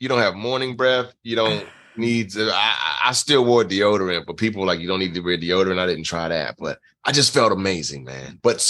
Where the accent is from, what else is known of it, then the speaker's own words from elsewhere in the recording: Nassau, New Providence, Bahamas; born there; I was born in the Bahamas, born in Nassau, Bahamas.